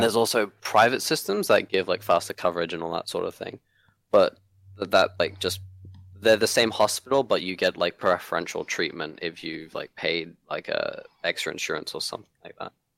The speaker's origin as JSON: {"language": "English", "country": "Hong Kong", "tie": "born or raised there", "moved": "yes", "lives_now": "Australia", "said": "I grew up in Hong Kong"}